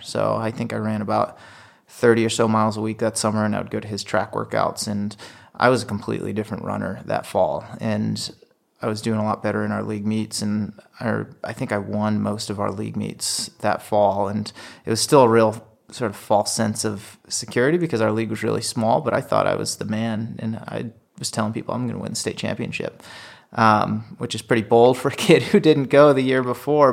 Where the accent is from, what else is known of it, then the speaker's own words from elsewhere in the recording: Worcester, Massachusetts, United States; growing up in New England